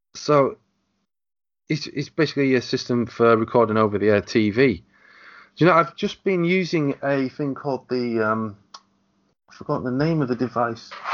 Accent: England, United Kingdom; I'm the Englishman

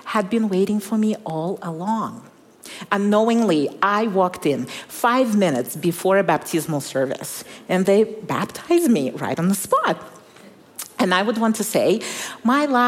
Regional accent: Kazakhstan; moved away; I was born in Kazakhstan when it was still part of the Soviet Union

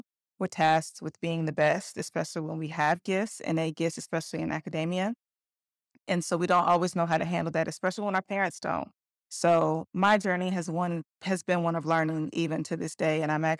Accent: Covington, Georgia, United States; I grew up in Covington, Georgia. I was a military kid, so I bounced around to a few places in the South, but Georgia's where we landed.

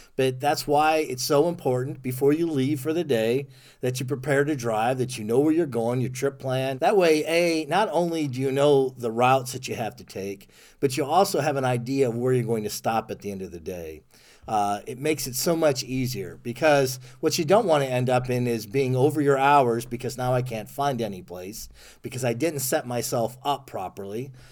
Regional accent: Ohio, United States; moved away as an adult; also born or lived in Germany; I'm from Ohio originally

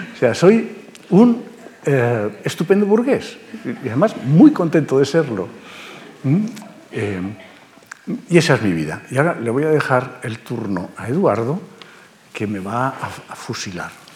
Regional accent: Barcelona, Catalonia, Spain; moved away as an adult; now in Madrid, Spain; A Cataluña llegaron en el siglo XVIII. De manera que somos más catalanes que muchos catalanes que ahora creen ser catalanes. Y allí eh, se quedaron. Yo me fui. Eh, ya a los 18 años me fui de allí.

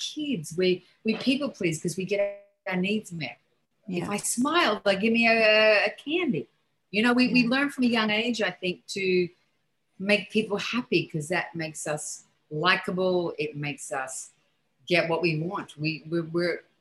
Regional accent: Australia; moved away as an adult; now in New York, United States; growing up in Australia when I was young

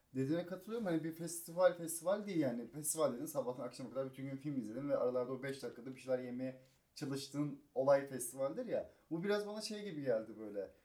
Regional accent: Kocaeli, Turkey; moved away as an adult; also born or lived in Çanakkale; now in Istanbul, Turkey; Kocaeli'de doğdum. Üniversite Çanakkale'de okudum. İstanbul'a gelmem biraz benim geç oldu.

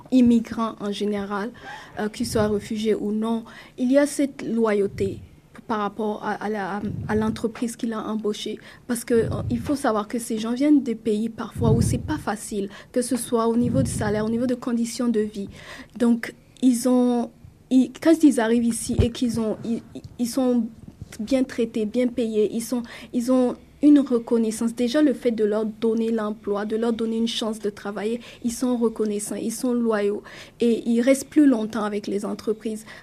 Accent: Canada; c'est peut-être ça que je dirais qu'on peut améliorer euh, en tant que Canadien.

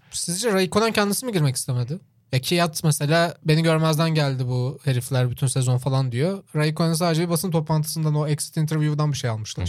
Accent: Çorlu, Tekirdağ, Turkey; benim işte büyüdüğüm yerde de mesela Çorlu'da Kenan Gıda vardı.

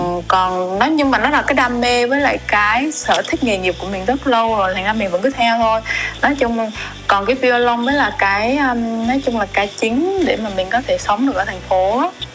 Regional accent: Đắk Lắk, Vietnam; now in Ho Chi Minh City, Vietnam; em em sinh ra lớn lên ở đắk lắk

